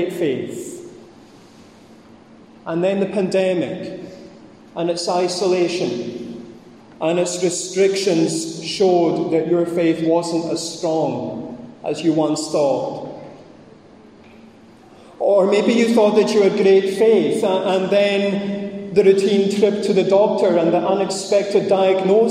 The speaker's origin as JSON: {"language": "English", "area": "Scottish Highlands", "region": "Scotland", "country": "United Kingdom", "said": "I'm Scottish, I'm a Highlander, and I'm Presbyterian"}